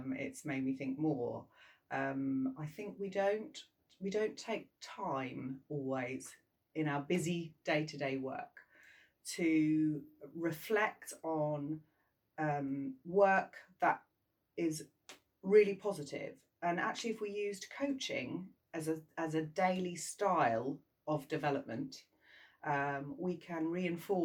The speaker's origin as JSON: {"language": "English", "region": "England", "country": "United Kingdom", "said": "I'm from England"}